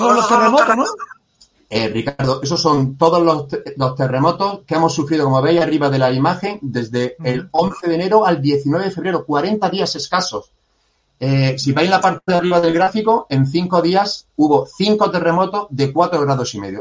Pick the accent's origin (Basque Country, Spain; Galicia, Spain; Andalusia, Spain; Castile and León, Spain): Andalusia, Spain; Granada; yo soy granadino y, de aquí tampoco me quiero mover, estoy totalmente enamorado de, de mi ciudad